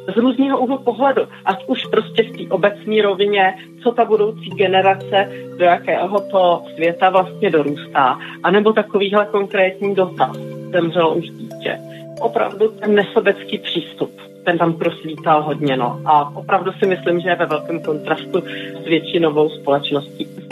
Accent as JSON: {"language": "Czech", "region": "Prague", "country": "Czechia", "said": "jsem z Prahy."}